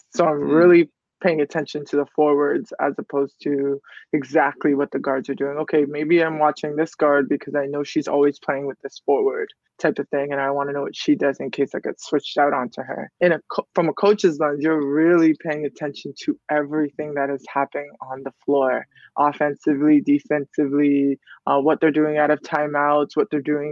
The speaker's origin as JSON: {"language": "English", "town": "Toronto", "region": "Ontario", "country": "Canada", "said": "I'm from Toronto. It's cold in the winter"}